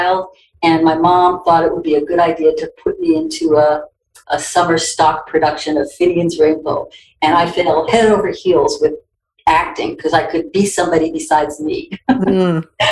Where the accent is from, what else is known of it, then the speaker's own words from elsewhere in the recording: New York City, New York, United States; now in California, United States; I grew up in New York City